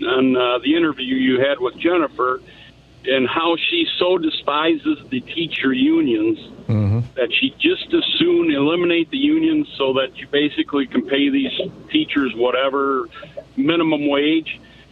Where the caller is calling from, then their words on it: Charlotte, Michigan, United States; It's just south of Lansing there, about 20 miles.